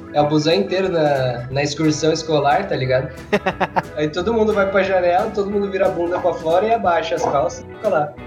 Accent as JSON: {"language": "Portuguese", "town": "Taubaté", "region": "São Paulo", "country": "Brazil", "tie": "born or raised there", "said": "Taubaté tem várias coisas assim, meio zoada, bizarra, e eu nasci lá"}